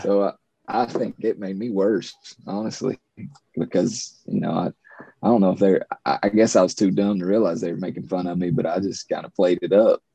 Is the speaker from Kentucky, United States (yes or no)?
yes; Eastern Kentucky, United States; 30 something male from Appalachia. Uh, got three kids, wife. I lived here my whole